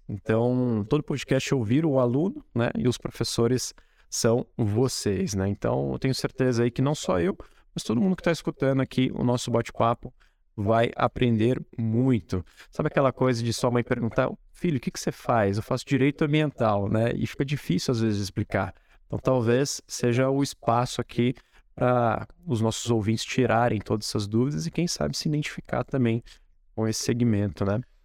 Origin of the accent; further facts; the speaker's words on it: Espírito Santo do Pinhal, São Paulo, Brazil; moved away; Apesar de ter morado fora, né? Eu gosto muito daqui, da cidade onde eu nasci